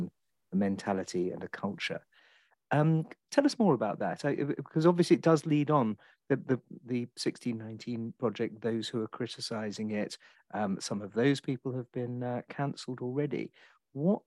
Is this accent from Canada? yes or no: no; England, United Kingdom; an Englishman like me